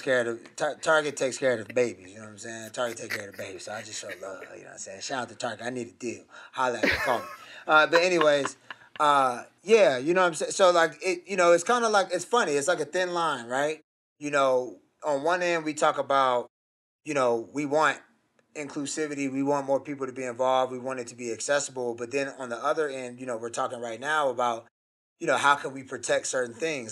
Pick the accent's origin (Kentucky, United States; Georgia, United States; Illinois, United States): Georgia, United States; Gwinnett County, north side of Atlanta; I grew up in, you know, north side of Atlanta, Gwinnett County